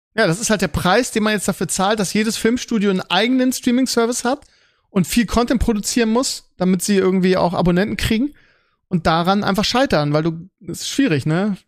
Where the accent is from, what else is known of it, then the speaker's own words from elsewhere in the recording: Germany; bei uns in Deutschland